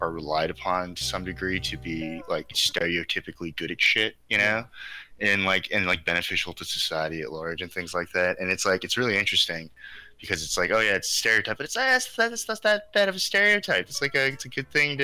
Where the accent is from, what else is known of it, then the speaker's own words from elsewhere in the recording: California, United States; also born or lived in Mexico–Arizona border area; now in Los Angeles, United States; I was born in LA, and I grew up in California